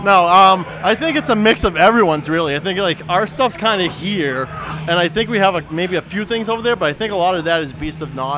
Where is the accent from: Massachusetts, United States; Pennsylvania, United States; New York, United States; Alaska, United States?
Massachusetts, United States; Lowell; I'm from Lowell, Massachusetts.